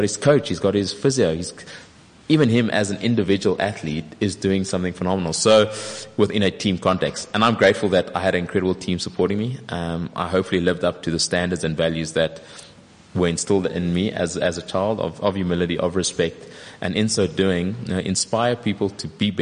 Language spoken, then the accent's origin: English; South Africa; As a South African, I'm exceptionally proud to have represented my country